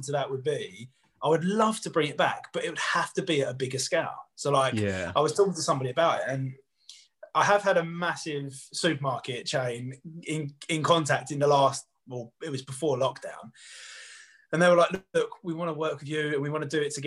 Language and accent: English; Southend-on-Sea, East of England, United Kingdom; I'm from Southend